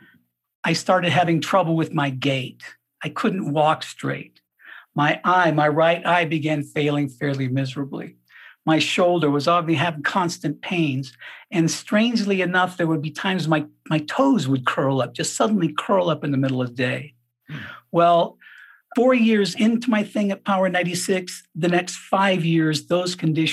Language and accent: English; Colorado, United States; moved away; also born or lived in Miami, Florida; I moved back to my hometown here in Colorado